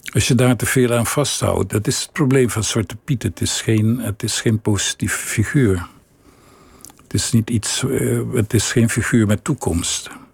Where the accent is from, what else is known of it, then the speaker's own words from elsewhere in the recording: Willemstad, Curaçao; moved away; ik groeide op in Willemstad